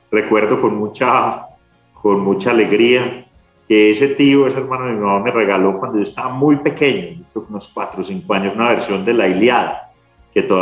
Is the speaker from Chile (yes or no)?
no; Medellín, Antioquia, Colombia; born there; Yo soy el tercero de cuatro hijos de una familia antioqueña, nací en Medellín una familia muy, muy tradicional antioqueña.